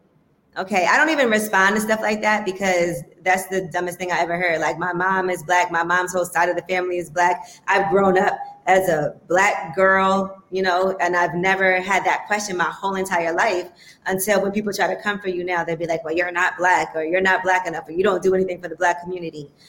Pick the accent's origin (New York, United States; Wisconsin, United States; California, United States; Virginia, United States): New York, United States; New York City; I grew up in Flatbush